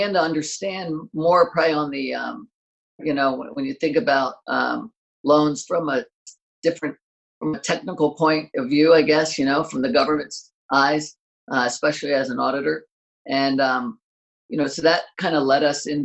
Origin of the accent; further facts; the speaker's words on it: Maryland, United States; moved away as an adult; now in California, United States; I grew up in Maryland, and as soon as I graduated college, me and a buddy drove out to California.